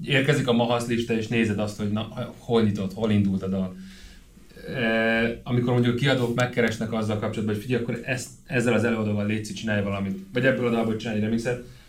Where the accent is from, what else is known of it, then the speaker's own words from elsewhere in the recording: Hungary; én itt nőttem föl